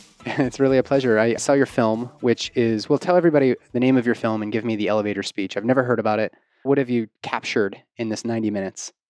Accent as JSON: {"language": "English", "town": "Pittsburgh", "region": "Pennsylvania", "country": "United States", "tie": "born or raised there", "also_born_or_lived": "Bethel Park, Pennsylvania", "moved": "yes", "said": "my hometown of Pittsburgh"}